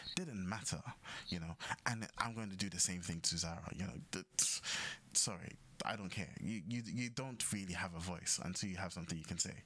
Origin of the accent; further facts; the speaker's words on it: Ghana; we grew up in Ghana.